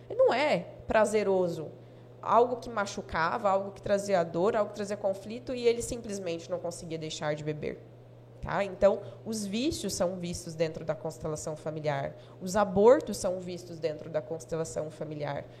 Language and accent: Portuguese; Jaru, Rondônia, Brazil; Nasci aqui, nascida em Jaru, tenho 34 anos de Jaru